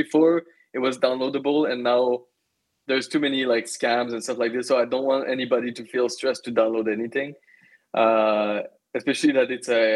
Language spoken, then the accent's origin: English; Magog, Quebec, Canada; my hometown. I come from Magog, a very small town in Eastern Township of Quebec